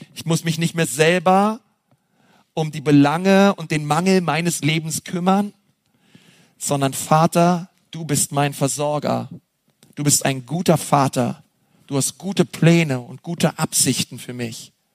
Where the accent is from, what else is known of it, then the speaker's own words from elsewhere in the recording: Berlin, Germany; now in Franconia, Germany; Ich komme ja aus Berlin